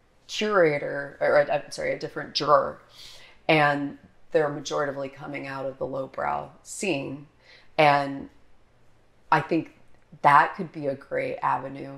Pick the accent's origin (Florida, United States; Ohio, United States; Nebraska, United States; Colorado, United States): Colorado, United States; near the Air Force Academy; also born or lived in Philadelphia; now in Tallahassee, United States; I grew up near the Air Force Academy